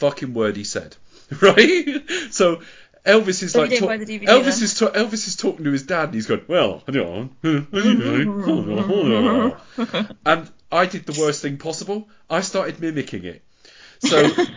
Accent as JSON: {"language": "English", "country": "United Kingdom", "said": "I'm British"}